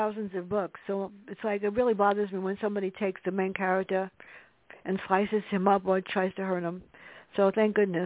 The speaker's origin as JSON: {"language": "English", "town": "New York City", "region": "New York", "country": "United States", "tie": "born or raised there", "moved": "yes", "said": "I grew up in the South Bronx, and it wasn't safe."}